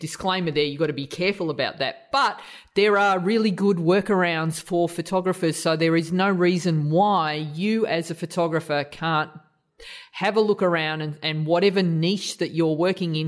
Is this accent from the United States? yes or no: no; Australia; as an Aussie